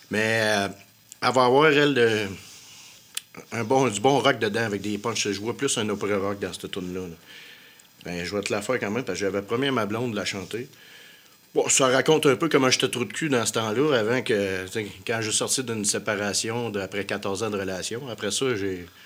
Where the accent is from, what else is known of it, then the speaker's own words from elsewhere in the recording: Quebec, Canada; Moi, je viens du Québec, c'est là ce qui fait faire.